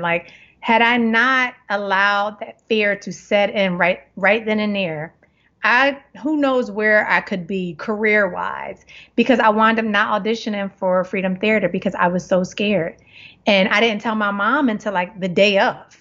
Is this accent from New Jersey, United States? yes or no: no; Philadelphia, Pennsylvania, United States; now in Los Angeles, United States; growing up in Germantown